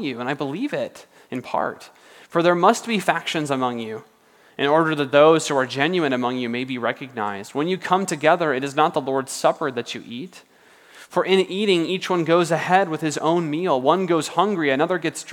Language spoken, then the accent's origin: English; United States; we're American